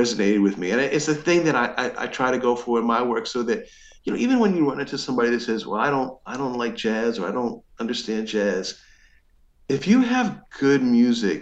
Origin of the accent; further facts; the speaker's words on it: New Jersey, United States; also born or lived in Baltimore; There really wasn't an Egyptian or Middle Eastern community nearby where we grew up in New Jersey.